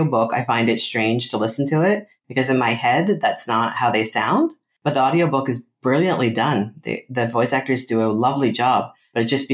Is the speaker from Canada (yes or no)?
yes; Canada; I'm Canadian. And I live and work up here.